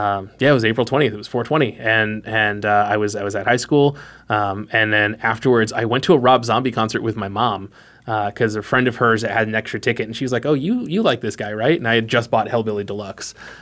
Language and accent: English; Boston, Massachusetts, United States; I'm from Boston